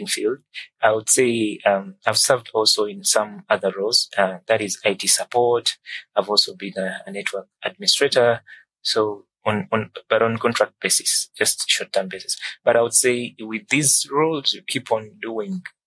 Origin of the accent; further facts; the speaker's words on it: Kampala, Central Region, Uganda; I'm from Kampala, Uganda